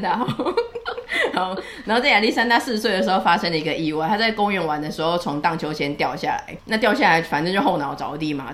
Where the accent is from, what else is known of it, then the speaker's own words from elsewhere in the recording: Taiwan; 所以我们台湾这边